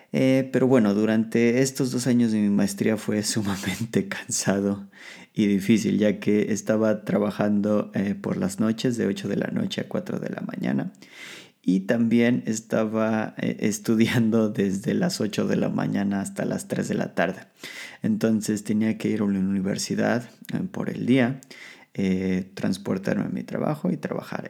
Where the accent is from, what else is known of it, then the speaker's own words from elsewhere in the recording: Mexico City, Mexico; moved away as an adult; now in Poland; el transporte público de la Ciudad de México, lo cual es una, es una pesadilla. Eh, pero al mismo tiempo es una de las cosas más hermosas de mi ciudad, de mi ciudad de origen